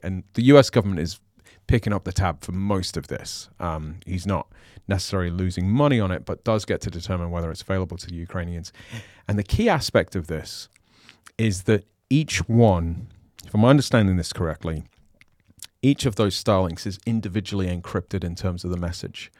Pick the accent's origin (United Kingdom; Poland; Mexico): United Kingdom; I'm British